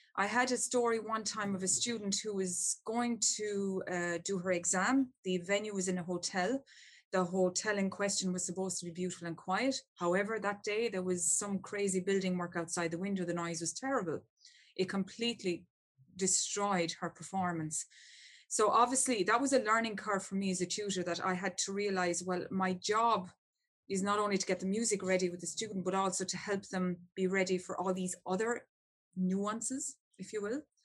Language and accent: English; Ireland; I'm from Ireland and we're great storytellers and we love a story.